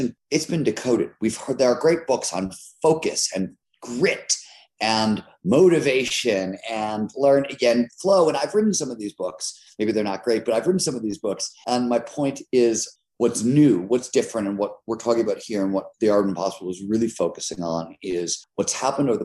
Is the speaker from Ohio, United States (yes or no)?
yes; Cleveland, Ohio, United States; I grew up in Cleveland, Ohio in the 70s